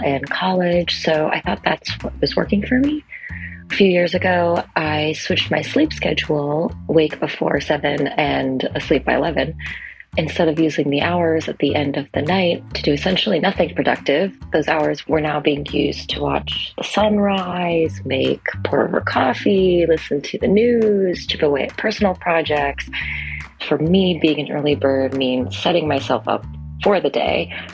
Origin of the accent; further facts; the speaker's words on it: Massachusetts, United States; I'm from Massachusetts